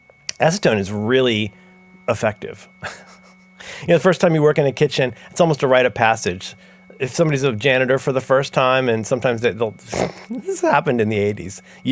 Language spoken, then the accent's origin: English; Ohio, United States; That's why I sound like that.